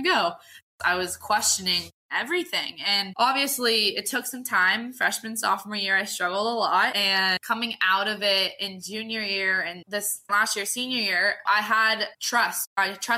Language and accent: English; Southern California, United States; also born or lived in Sacramento, California; So I was born in Southern California, moved to Sacramento when I was about 6, joined a Parks and Rec team when I was 9 and didn't like it, moved back to Southern California just because of my dad's work.